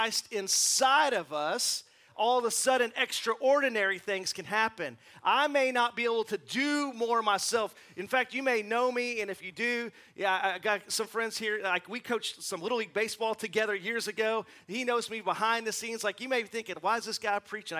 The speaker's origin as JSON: {"language": "English", "area": "River Valley", "region": "Arkansas", "country": "United States", "tie": "born or raised there", "said": "this community that I grew up in here in the River Valley"}